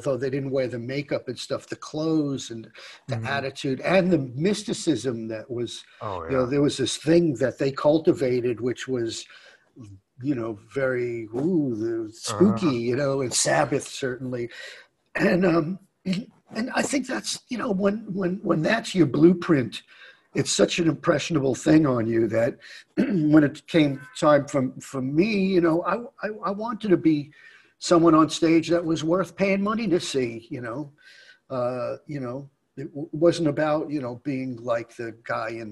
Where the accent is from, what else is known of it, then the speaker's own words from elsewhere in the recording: New York City, New York, United States; I'm from New York, and so I had from the time I was, I went to high school in Manhattan, so I kind of grew up with, you know, stuff like the New York Dolls